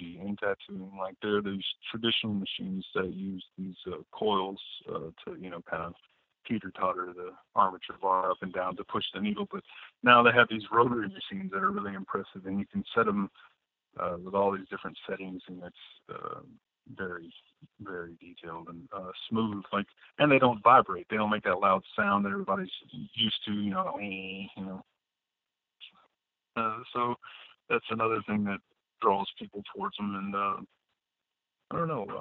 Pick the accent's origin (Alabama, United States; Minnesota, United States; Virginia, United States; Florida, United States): Alabama, United States; moved away as an adult; also born or lived in New Orleans, Louisiana; now in Wisconsin, United States; Originally, I'm from Alabama. Well, I grew up in Alabama. I was born in New Orleans, but I moved up here on a whim after I got out of the Air Force